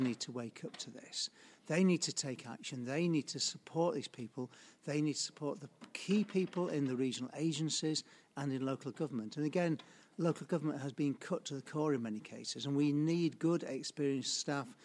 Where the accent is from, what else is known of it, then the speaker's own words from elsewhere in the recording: Sheffield, Yorkshire and the Humber, United Kingdom; I grew up in Sheffield. I went to King Edward's Grammar School in Sheffield, uh, went away for a bit, came back, um, and then I stayed ever since